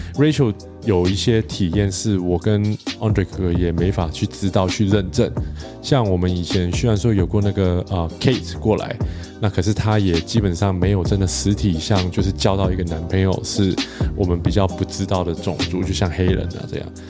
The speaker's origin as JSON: {"language": "Chinese", "country": "Taiwan", "said": "作为一个台湾人"}